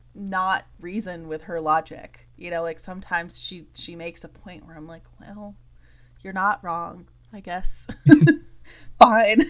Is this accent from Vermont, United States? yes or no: yes; Vermont, United States; my husband and I both chose to come back to Vermont